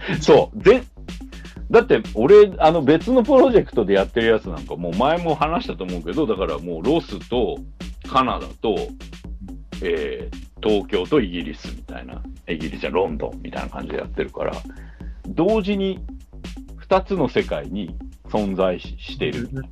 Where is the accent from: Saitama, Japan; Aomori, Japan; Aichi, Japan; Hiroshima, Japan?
Saitama, Japan; Sayama; 僕の実家、狭山市の、はい、あの、ハイドパーク公園